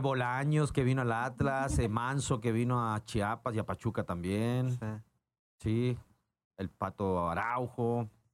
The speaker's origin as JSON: {"language": "Spanish", "country": "Chile", "also_born_or_lived": "Mexico", "moved": "as an adult", "said": "yo me inicié en Santiago Wander, soy chileno, eh, llegué el año 2001 al fútbol mexicano"}